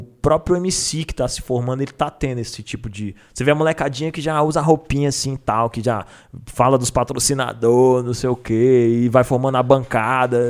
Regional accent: Brasília, Federal District, Brazil; now in São Paulo, Brazil; Sou do DF

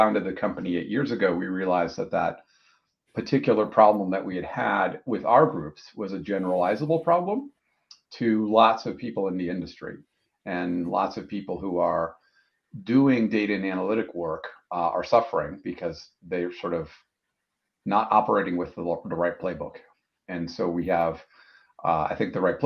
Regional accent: Wisconsin, United States; moved away; I grew up in Wisconsin, worked my way through college

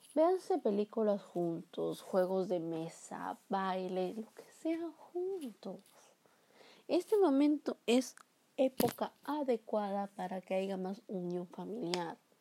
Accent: Peru; mi país, que es Perú

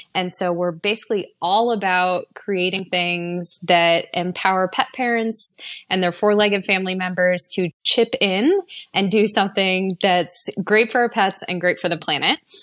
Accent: East Coast, United States; I grew up on the East Coast

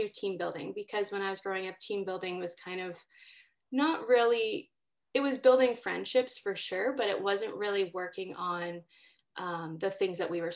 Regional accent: Winnipeg, Manitoba, Canada; I grew up in North Kildonan

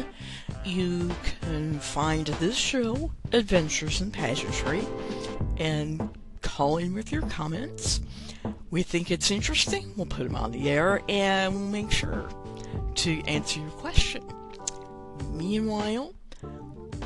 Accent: New Orleans, Louisiana, United States; I am from New Orleans.

